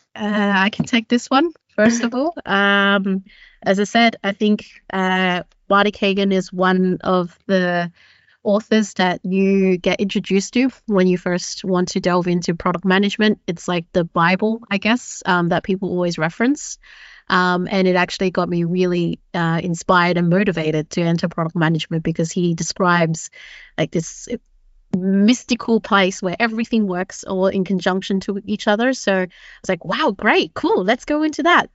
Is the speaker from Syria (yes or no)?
no; Sydney, New South Wales, Australia; moved away as an adult; now in Copenhagen, Denmark; I'm originally from Sydney, uh, where I grew up most of my life